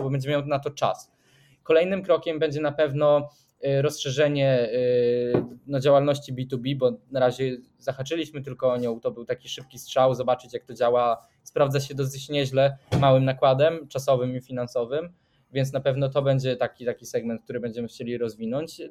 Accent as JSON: {"language": "Polish", "country": "Sweden", "said": "jestem ze Szwecji"}